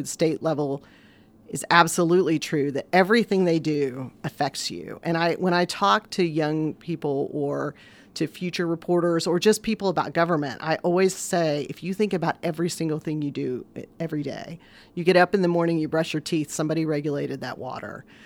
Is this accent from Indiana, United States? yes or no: yes; Vincennes, Indiana, United States; Born and raised in Vincennes